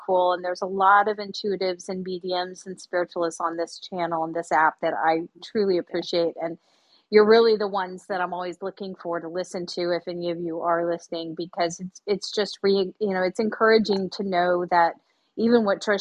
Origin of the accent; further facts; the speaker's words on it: South Florida, United States; now in California, United States; I'm from South Florida. I'm living in California